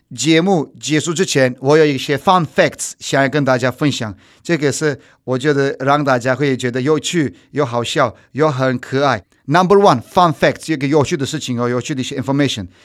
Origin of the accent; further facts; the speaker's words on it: Turkey; Chinese is a second language; moved away; 我在法国的时候，都没有人会分得出来我是土耳其人吧